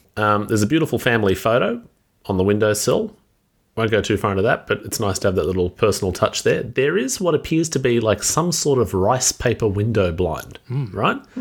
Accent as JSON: {"language": "English", "country": "Australia", "said": "being Australian"}